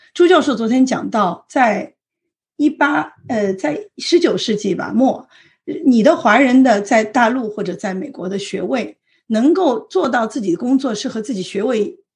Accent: Shanghai, China; moved away as an adult; now in San Francisco Bay Area, United States; 因为我是在上海长大的，那么我，我父母的户口在北京，所以我也经历了一段所谓的这个不是在上海的户口，在上海上学

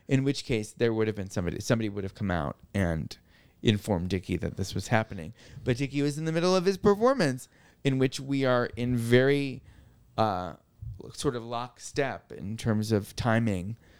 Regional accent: New York, United States; my life as a New Yorker with cerebral palsy

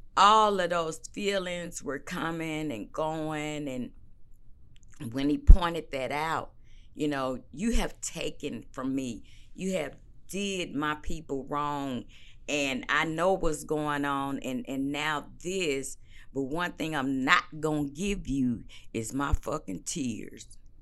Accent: St. Louis, Missouri, United States; moved away; born and raised in Saint Louis, Missouri. Not East Saint Louis

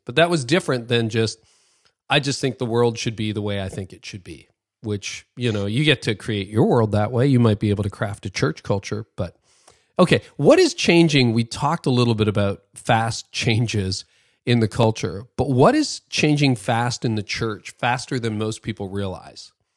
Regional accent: Canada; as a Canadian

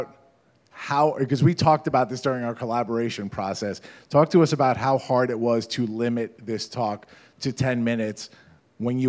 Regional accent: Farmingdale, New York, United States; we're from this place. We're both from Farmingdale. We are Dalers

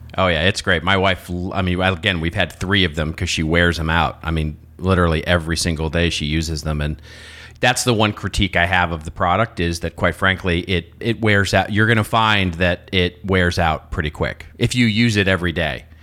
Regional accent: United States; accent: American; my American accent

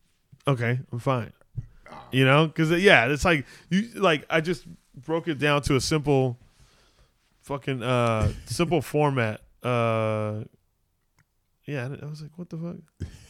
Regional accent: Arizona, United States; born there; now in Los Angeles, United States; Oh, just because I was born in Arizona.

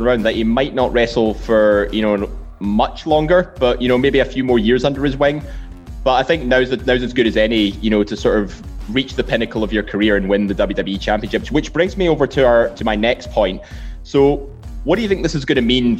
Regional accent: Scotland, United Kingdom; being Scottish

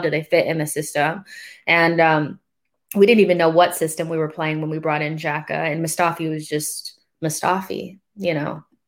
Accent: United States; being American

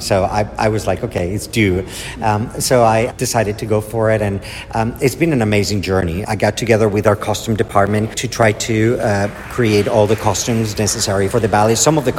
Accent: Spain; now in Philadelphia, United States; I'm from Spain.

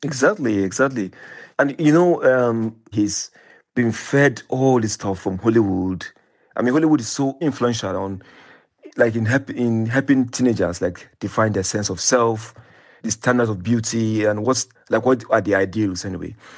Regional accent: Nigeria; when I was growing up in Nigeria

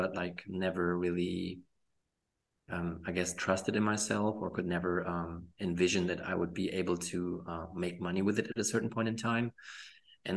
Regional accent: Germany; also born or lived in Poland; I was born in Poland, but I moved to Germany when I was 4 years old

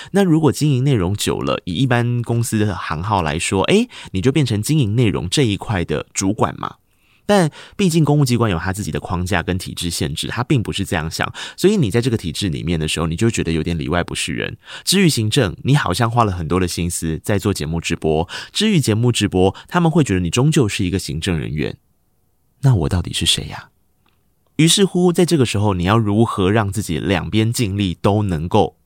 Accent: Tainan, Taiwan; moved away as an adult; also born or lived in Taipei; 我是一个台南人，我背负着学贷，我要在台北租房子

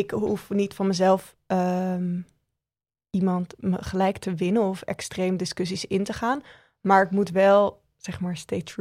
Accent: Randstad, Netherlands; En dat ik vind wat ik vind, omdat ik uit de Randstad kom

